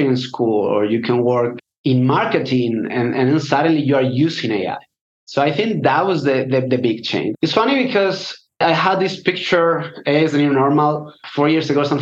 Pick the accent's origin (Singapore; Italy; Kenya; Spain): Spain; also born or lived in London; I'm from Spain